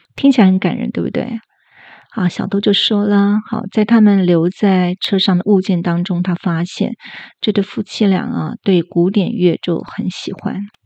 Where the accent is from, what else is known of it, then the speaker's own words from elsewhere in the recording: Taiwan; 我这种，呃，在亚热带地区土生土长的人